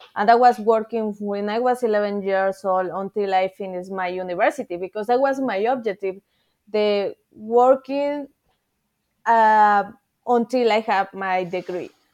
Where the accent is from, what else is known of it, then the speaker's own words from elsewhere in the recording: Mexico City, Mexico; English is a second language; I'm from Mexico City